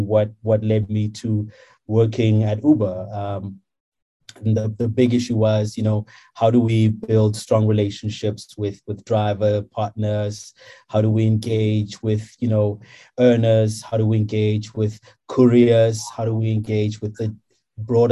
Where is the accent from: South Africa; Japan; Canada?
South Africa; moved away as an adult; growing up in Kharankua